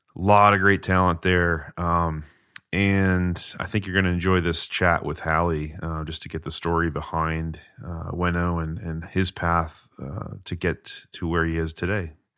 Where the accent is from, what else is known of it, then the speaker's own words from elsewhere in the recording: New England, United States; as an American, someone that's grown up in New England